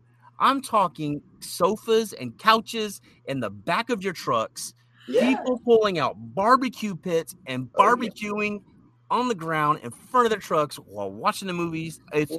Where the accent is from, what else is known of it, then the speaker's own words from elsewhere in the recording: Beeville, Texas, United States; also born or lived in Gatesville, Texas / Waco, Texas; I'm originally born and raised in Beeville. And I was around Hispanics, and of course the Hispanics have that Hispanic accent, right?